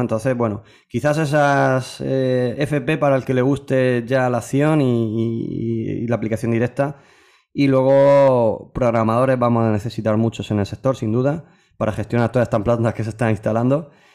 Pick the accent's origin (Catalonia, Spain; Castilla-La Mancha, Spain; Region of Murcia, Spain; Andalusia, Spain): Region of Murcia, Spain; somos murcianos